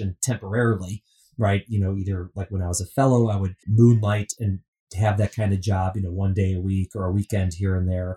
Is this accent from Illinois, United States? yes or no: yes; Chicago, Illinois, United States; also born or lived in New York; now in New Jersey, United States; I grew up in Chicago. I've been in New Jersey a very long time.